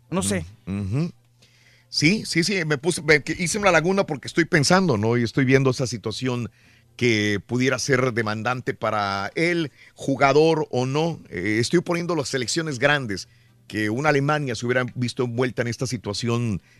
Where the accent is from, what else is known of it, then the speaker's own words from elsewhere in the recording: Mexico; Soy mexicano, sigo a México.